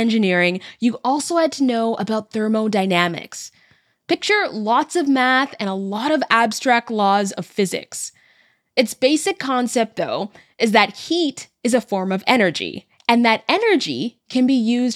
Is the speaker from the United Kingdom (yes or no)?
no; Canada; a Canadian who's also of Jamaican descent